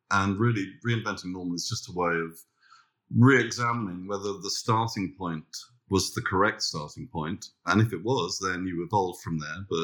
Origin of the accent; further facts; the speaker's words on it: London, United Kingdom; now in Australia; So, we've been established in Australia now for 28 years. We came from London